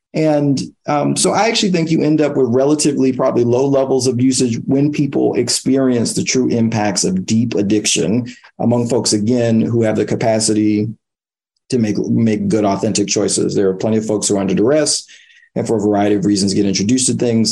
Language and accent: English; New York City, New York, United States; I grew up in East Harlem in the 1990s